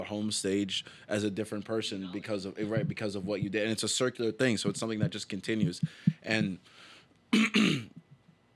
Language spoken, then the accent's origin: English; Toronto, Ontario, Canada; moved away as an adult; now in Boston, United States; I'm from Toronto